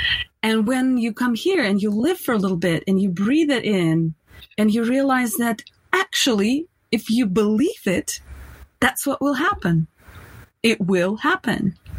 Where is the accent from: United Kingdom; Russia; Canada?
Russia; now in United States; I come from Russia